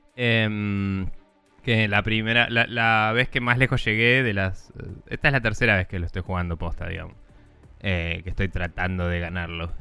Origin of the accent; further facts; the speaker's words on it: Bahía Blanca, Buenos Aires Province, Argentina; moved away; yo también soy de Bahía Blanca, Yupi. Em, y como la mayoría de la gente que conozco de Bahía Blanca, me fui ahí muy de pendejo y no quiero volver